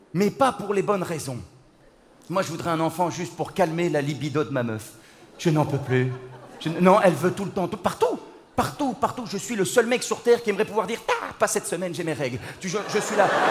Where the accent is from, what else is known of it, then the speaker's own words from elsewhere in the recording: Belgium; je viens de Belgique. Je viens de Belgique